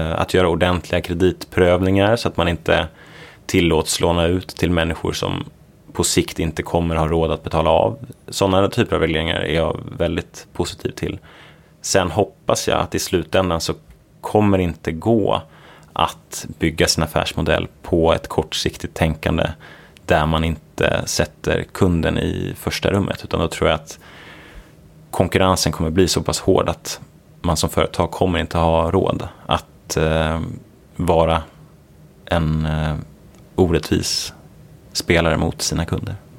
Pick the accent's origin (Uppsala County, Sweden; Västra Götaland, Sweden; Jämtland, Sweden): Uppsala County, Sweden; Uppsala; moved away as an adult; also born or lived in Gothenburg / Stanford, United States; Så jag är uppvuxen i Uppsala, trivdes väldigt bra där